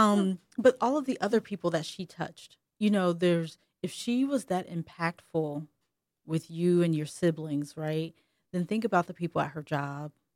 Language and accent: English; Ohio, United States; also born or lived in Alabama; me growing up in Ohio and not having that good old Alabama accent